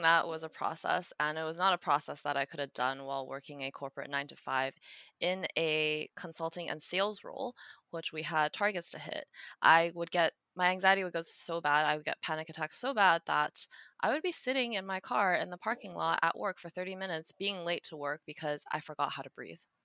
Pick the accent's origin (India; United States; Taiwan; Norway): Taiwan; moved away; Me growing up in Taiwan as a kid